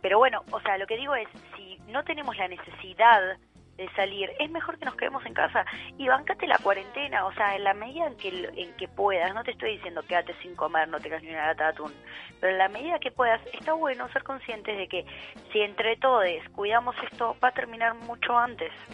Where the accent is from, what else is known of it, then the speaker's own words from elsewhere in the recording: Uruguay; now in Argentina; tengo residencia en la Argentina, pero soy uruguaya también